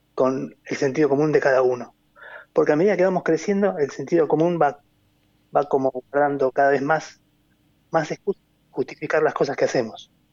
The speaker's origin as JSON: {"language": "Spanish", "country": "Argentina", "said": "como argentinos"}